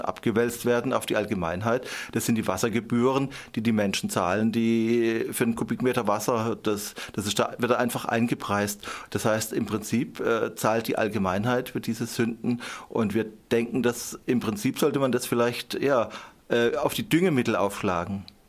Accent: Endingen am Kaiserstuhl, Baden-Württemberg, Germany; ich komme aus Endingen am Kaiserstuhl

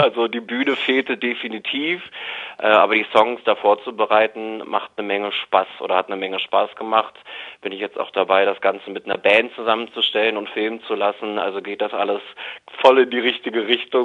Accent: Berlin, Germany; Ich bin ja waschechter Berliner

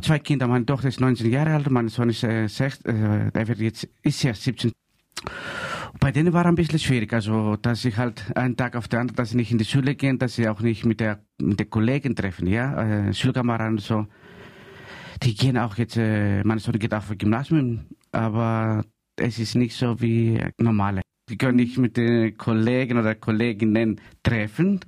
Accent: Greece; German is a second language; now in Freiburg, Germany; ich bin Grieche und ich bleibe Grieche

